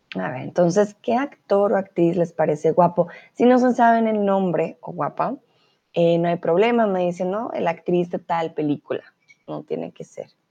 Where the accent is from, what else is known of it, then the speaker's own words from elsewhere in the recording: Colombia; first language Spanish; now in Germany; yo soy de Colombia